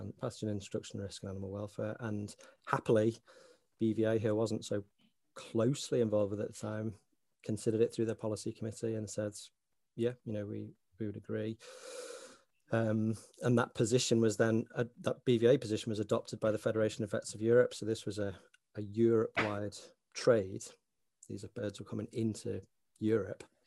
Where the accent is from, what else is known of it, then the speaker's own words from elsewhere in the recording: Sefton coast, Merseyside, North West England, United Kingdom; accent: Scouser; now in Northern Ireland; very fortunate to grow up in that part of the world on the Sefton coast